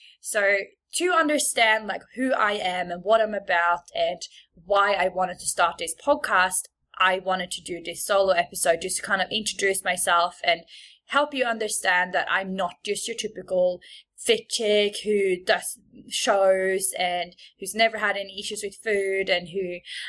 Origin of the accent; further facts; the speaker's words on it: Sweden; moved away as an adult; also born or lived in Bondi, Australia; now in Sydney, Australia; I am from Sweden. So if there's ever something that you don't understand or you're like, what is this accent?